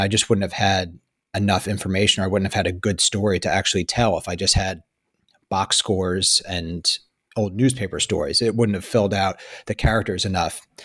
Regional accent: Hyde Park, New York, United States; you spend your whole life growing up in Hyde Park

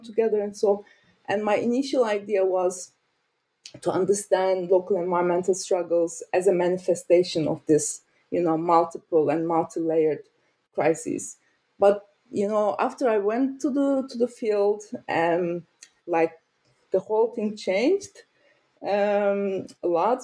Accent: Turkey; moved away as an adult; also born or lived in Ankara, Turkey / Lancaster, United Kingdom; now in Berlin, Germany; I'm from Turkey and I studied in Ankara

